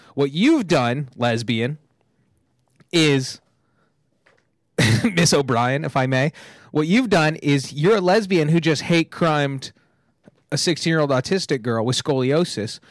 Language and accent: English; two hours from LA, California, United States; now in Los Angeles, United States; I went to my hometown, it's just outside, like, two hours from L